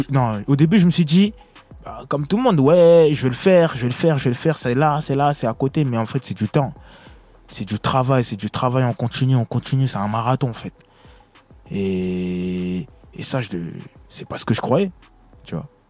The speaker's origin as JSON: {"language": "French", "town": "Villeneuve-Saint-Georges", "region": "Île-de-France", "country": "France", "also_born_or_lived": "Congo", "said": "J'avais déjà fait une salle chez moi à Villeneuve-Saint-Georges au théâtre de Villeneuve"}